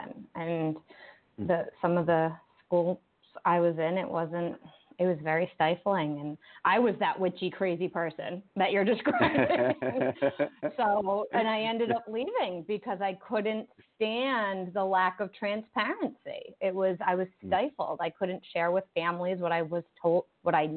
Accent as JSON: {"language": "English", "region": "Rhode Island", "country": "United States", "tie": "born or raised there", "said": "I grew up in Rhode Island"}